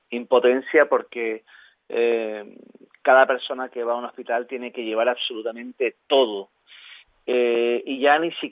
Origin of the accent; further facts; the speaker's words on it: Canary Islands, Spain; siendo canario, con la vinculación importante que hay entre Canarias y Venezuela, pues...